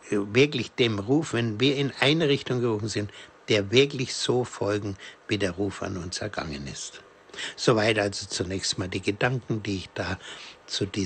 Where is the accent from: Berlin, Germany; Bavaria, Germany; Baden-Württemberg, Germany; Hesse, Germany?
Bavaria, Germany; Ich komme ja selber aus der Diözese Bamberg und zwar aus dem nördlichsten Teil Coburger Land ist meine Heimat